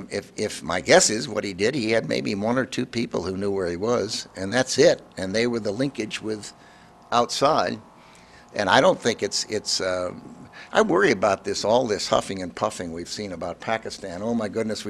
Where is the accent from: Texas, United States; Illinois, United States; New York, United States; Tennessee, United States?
Illinois, United States; I'm from Illinois